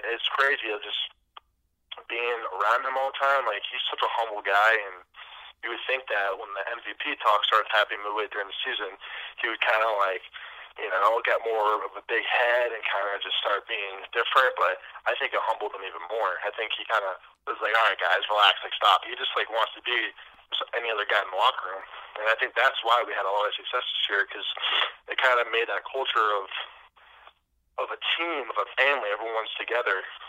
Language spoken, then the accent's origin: English; Spencer, Massachusetts, United States; moved away as an adult; also born or lived in Maine / Baltimore; I'm born and raised in Central Massachusetts